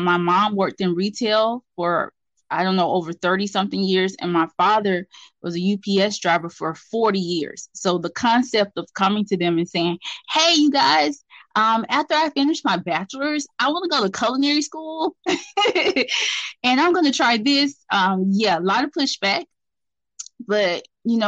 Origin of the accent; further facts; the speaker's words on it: Atlanta, Georgia, United States; Born and raised in Atlanta, Georgia